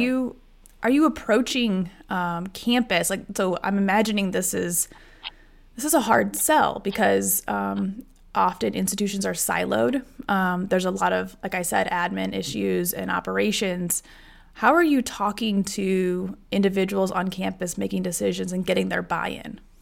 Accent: Iowa, United States; I grew up in Iowa

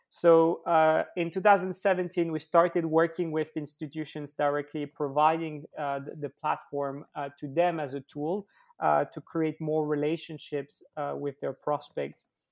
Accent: Switzerland; I grew up in Switzerland

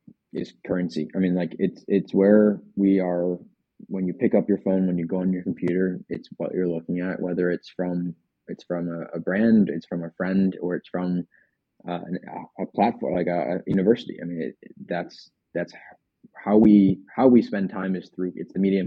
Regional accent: Ohio, United States; I'm from Ohio

